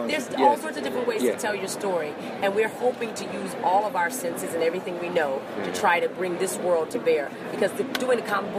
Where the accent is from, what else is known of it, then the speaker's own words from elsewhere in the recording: Arizona, United States; I'm from Arizona, but I met people from who were German and Navajo and Hopi and Mexican and all these types of things living right next to each other.